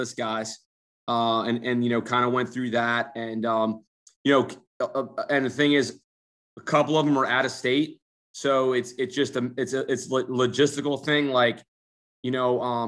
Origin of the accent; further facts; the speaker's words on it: New Jersey, United States; moved away; I'm from Jersey